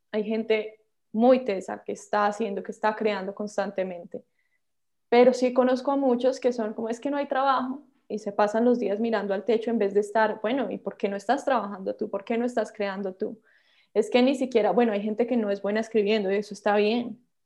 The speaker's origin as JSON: {"language": "Spanish", "country": "Colombia", "also_born_or_lived": "Los Angeles, United States", "moved": "as an adult", "said": "como colombiana"}